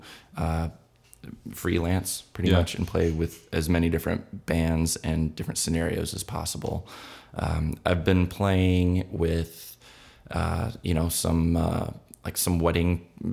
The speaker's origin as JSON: {"language": "English", "town": "Big Rapids", "region": "Michigan", "country": "United States", "tie": "born or raised there", "said": "I'm from Big Rapids, which is about an hour north of Grand Rapids"}